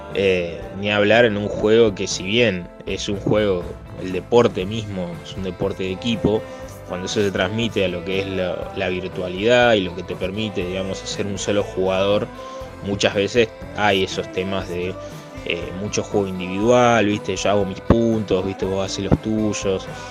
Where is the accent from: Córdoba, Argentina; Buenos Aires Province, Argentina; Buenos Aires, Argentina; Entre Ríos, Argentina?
Entre Ríos, Argentina; Concordia; soy de Concordia Entre Ríos